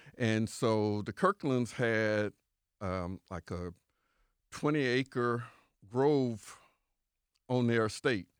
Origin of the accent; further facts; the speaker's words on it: Winter Haven, Florida, United States; I was born and raised on Avenue Q.